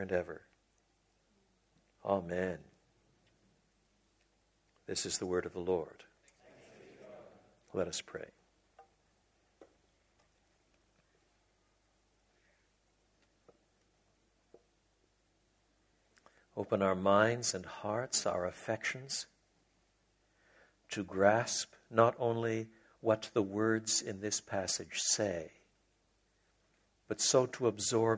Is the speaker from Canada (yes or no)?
yes; Quebec, Canada; I was brought up in French Canada, so it was a bilingual home. We learned to pray in English and French